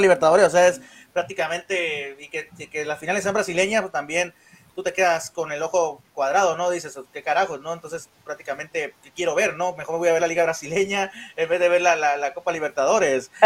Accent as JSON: {"language": "Spanish", "country": "Mexico", "said": "soy mexicano"}